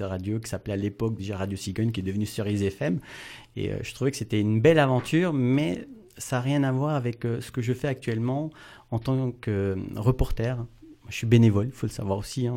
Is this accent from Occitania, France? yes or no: no; Wittenheim, Grand Est, France; Je suis de Wittenheim